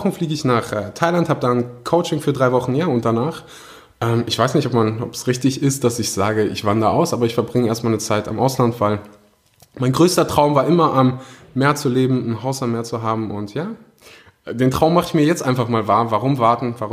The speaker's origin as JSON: {"language": "German", "country": "Germany", "tie": "born there", "said": "meine Eltern kommen gebürtig aus Usbekistan, ähm, sind dann irgendwann mal, also erst Russland, dann verschleppt nach Usbekistan, dann nach Deutschland, da bin ich auch geboren."}